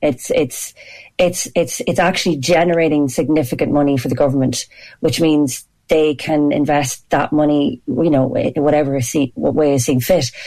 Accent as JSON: {"language": "English", "country": "Ireland", "said": "we're so proud to be Irish and I'm really proud to be Irish"}